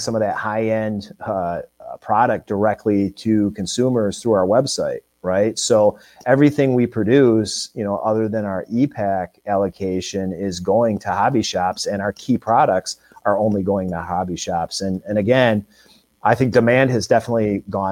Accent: Michigan, United States; I grew up in Michigan

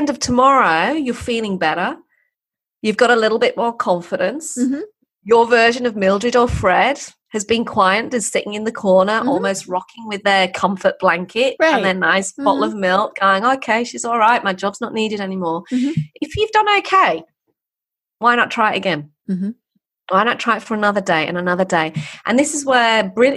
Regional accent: England, United Kingdom; I'm English. There's English heritage too. So I've got those ancestral north of England, poor kid voices

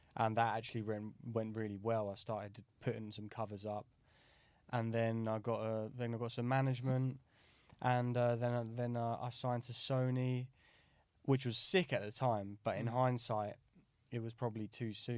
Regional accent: Brighton, South East England, United Kingdom; I grew up in Brighton

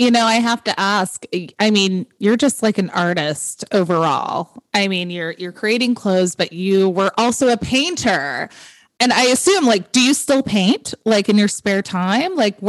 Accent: California, United States; I'm from California

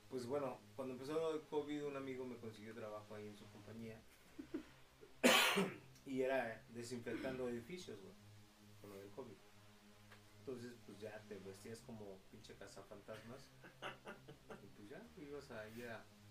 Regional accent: San Antonio del Rosario, State of Mexico, Mexico; nos íbamos para San Antonio del Rosario, Estado de México. Y este, mi pueblo natal

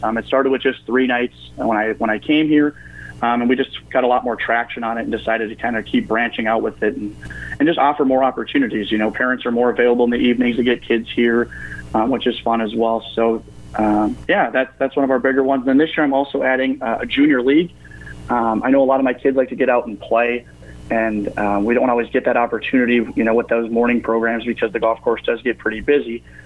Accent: Pillager, Minnesota, United States; I grew up in Pillager, uh, you know, played golf there

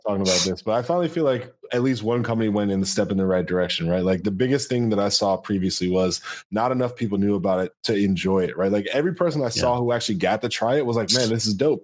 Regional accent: Connecticut, United States; I'm from Connecticut.

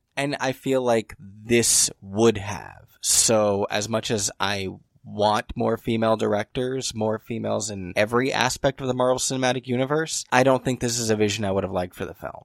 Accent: United States; I was brought up in America

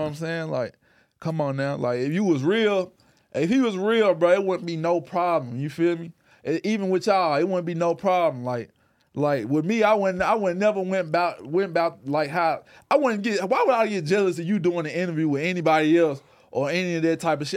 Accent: Memphis, Tennessee, United States; growing up in Memphis

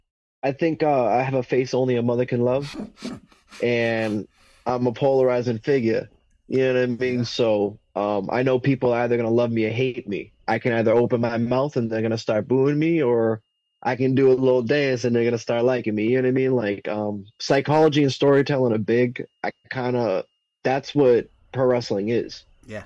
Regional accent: New England, United States; growing up in New England, bro, I was the person that people would watch and look up their match and laugh at when I was a greenie.

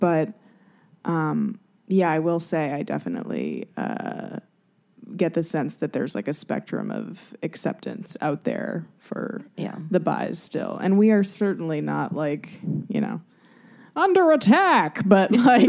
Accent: Los Angeles, California, United States; I'm from Los Angeles.

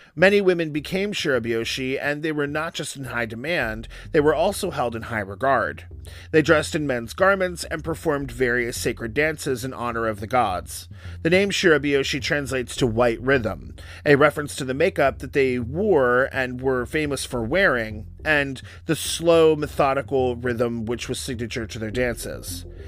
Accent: New York City, New York, United States; as a New Yorker

